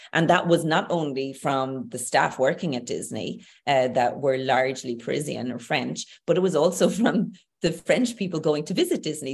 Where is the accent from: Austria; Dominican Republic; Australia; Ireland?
Ireland; Tipperary, Munster; moved away as an adult; also born or lived in Dublin; now in Galway, Ireland; I'm Irish. I'm Irish. So growing up in Ireland, I grew up with certain norms, values, beliefs.